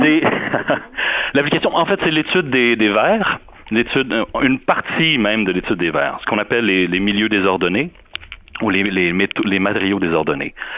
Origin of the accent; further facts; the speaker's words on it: Montreal, Quebec, Canada; moved away as an adult; now in Durham, United States; depuis que j'ai quitté Montréal